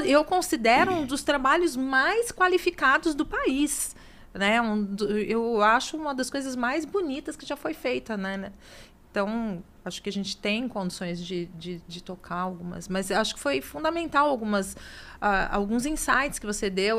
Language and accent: Portuguese; Santos, São Paulo, Brazil; eu sou de Santos